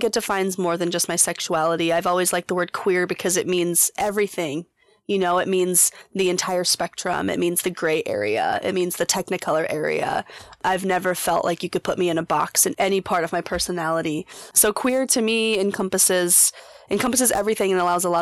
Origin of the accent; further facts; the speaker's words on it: Colorado, United States; now in Portland, United States; I'm originally from Colorado